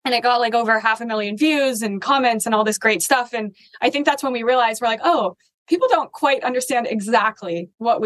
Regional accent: Denver, Colorado, United States; I grew up there

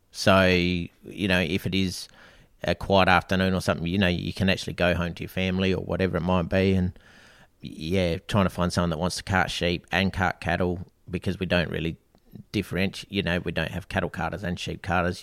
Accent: Australia; originally Snowdown Boy, uh, born and bred in Snowdown and, yeah, did all my schooling there

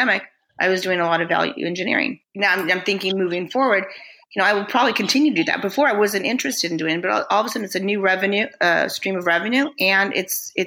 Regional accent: United States; I'm an American tile designer

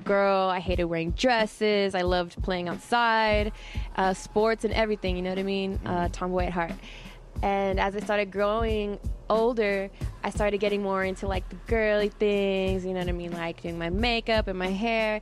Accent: El Paso, Texas, United States; I am a rapper from El Paso, Texas

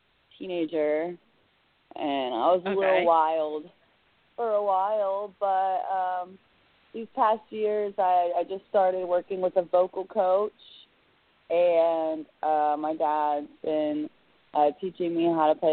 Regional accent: Jacksonville, Florida, United States; I am from Jacksonville, Florida

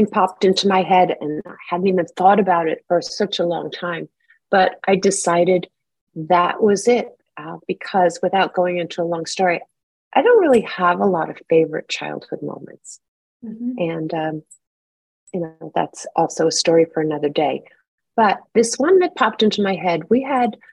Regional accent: New York, United States; now in Los Angeles, United States; I'm from New York

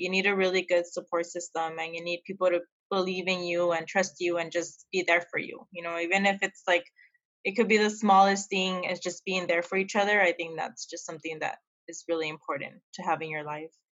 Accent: El Paso, Texas, United States; now in San Diego, United States; I'm from El Paso, Texas. I'm currently living here in San Diego, California

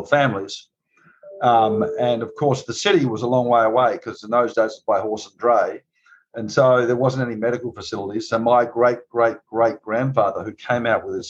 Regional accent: Barossa Valley, South Australia, Australia; moved away as an adult; now in Napa Valley, United States; I'm Australian, of course, and I grew up in a place called the Barossa Valley

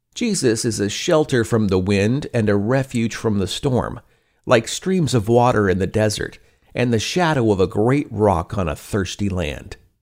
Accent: Pacific Northwest, United States; Growing up in the Pacific Northwest

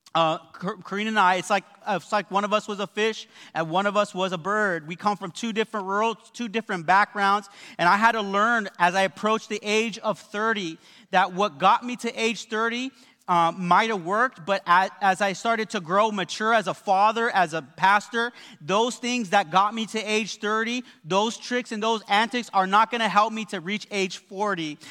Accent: West Covina, California, United States; I came from the West Covina Mall

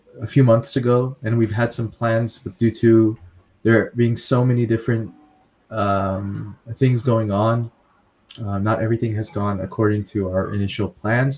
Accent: Afghanistan; moved away; we're from Afghanistan, but living abroad.

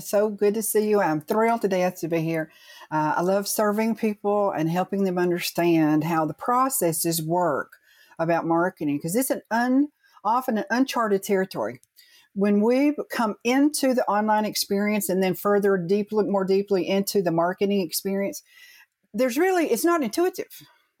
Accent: Chattanooga, Tennessee, United States; also born or lived in Massachusetts; So hometown Chattanooga, but I was born up in Massachusetts.

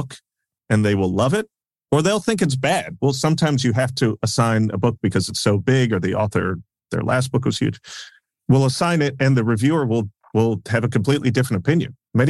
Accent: New York City, New York, United States; growing up in New York

